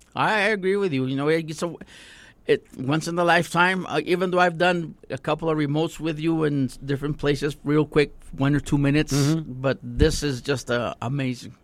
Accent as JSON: {"language": "English", "town": "Socorro", "region": "Texas", "country": "United States", "tie": "born or raised there", "also_born_or_lived": "Alamogordo / Santa Teresa", "said": "I was born and raised in Socorro. Went to Socorro High School"}